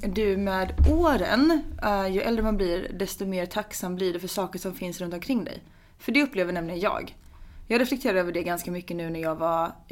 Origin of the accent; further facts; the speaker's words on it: Varberg, Halland County, Sweden; moved away; nu när jag var hemma i Varberg.